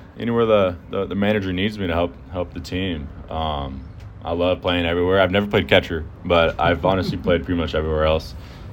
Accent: Houston, Texas, United States; I would love to play in Houston, where my hometown is

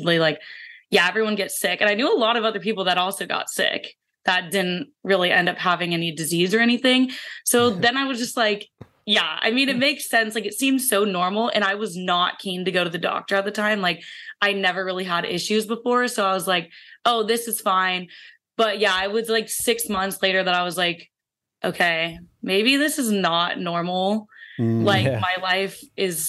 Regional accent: Kansas City, United States; moved away as an adult; also born or lived in Fort Collins, Colorado; now in San Diego, United States; I'm originally from Kansas City

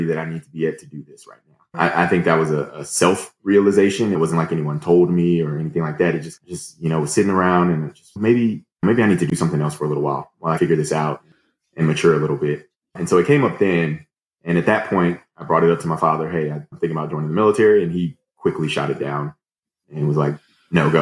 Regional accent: Missouri City, Texas, United States; I grew up a little outside Houston in a suburb called Missouri City, Texas

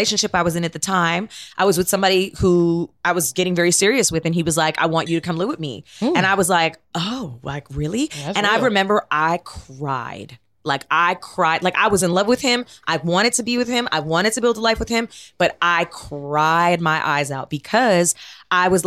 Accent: Toronto, Ontario, Canada; moved away; I grew up in Toronto

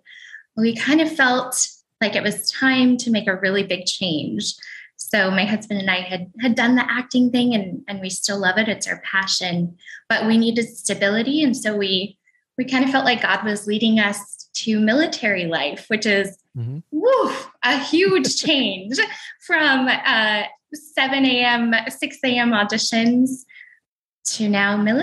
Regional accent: Portland, Oregon, United States; moved away as an adult; also born or lived in New York City; I grew up in Portland, Oregon. Just in the suburbs outside of Portland

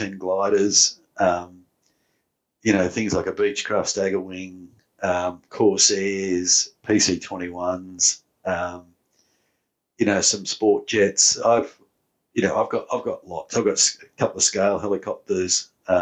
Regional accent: New South Wales, Australia; growing up in New South Wales

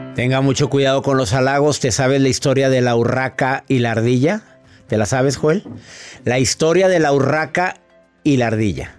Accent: Mexico; en México, en mi país amado

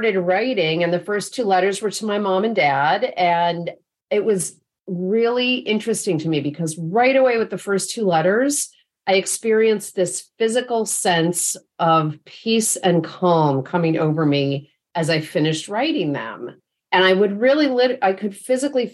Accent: upstate New York, United States; now in Bay Area, United States; I live in the Bay Area now, but my folks were still in upstate New York where I grew up

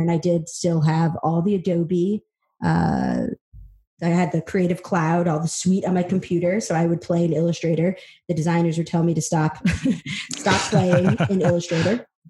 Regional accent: upstate New York, United States; also born or lived in El Salvador; I was adopted from El Salvador, um, single parent household came over when I was about 20 months and uh, grew up in upstate New York

